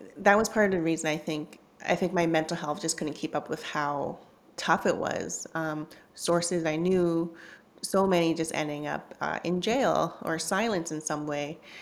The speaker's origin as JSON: {"language": "English", "town": "Vancouver", "region": "British Columbia", "country": "Canada", "tie": "born or raised there", "also_born_or_lived": "Hong Kong", "said": "growing up in Canada, I was born in Hong Kong"}